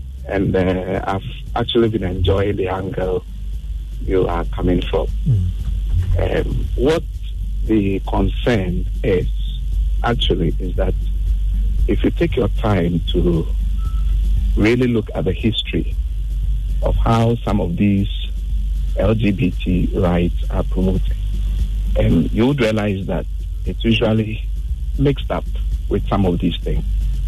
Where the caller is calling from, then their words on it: North Legon, Greater Accra, Ghana; I'm calling from North Lagos.